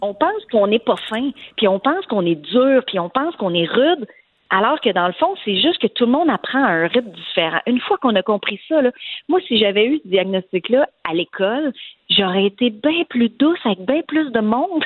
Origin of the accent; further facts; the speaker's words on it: Montreal, Quebec, Canada; le quartier où j'ai grandi à Montréal